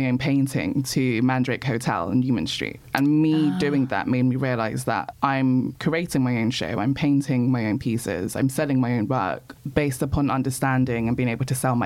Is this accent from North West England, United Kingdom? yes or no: no; London, United Kingdom; I was born in Peckham and I grew up in pre-gentrified Peckham, not Peckham as it is now.